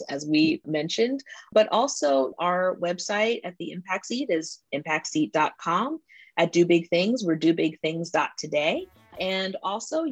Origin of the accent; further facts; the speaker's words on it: Washington, District of Columbia, United States; I'm from Washington, D.C.